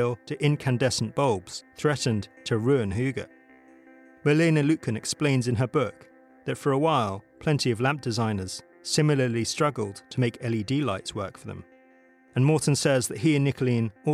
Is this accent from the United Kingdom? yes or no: yes; United Kingdom; As a Brit